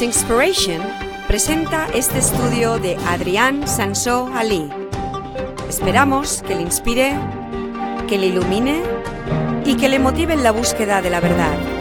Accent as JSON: {"language": "Spanish", "region": "England", "country": "United Kingdom", "tie": "born or raised there", "moved": "yes", "lives_now": "Spain", "said": "Yo recuerdo de pequeño en Inglaterra celebrábamos el Harvest Festival"}